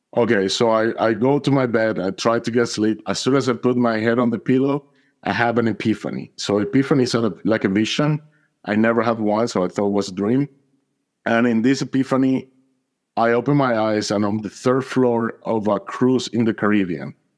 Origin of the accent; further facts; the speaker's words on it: Atlanta, Georgia, United States; I'm from Atlanta, Georgia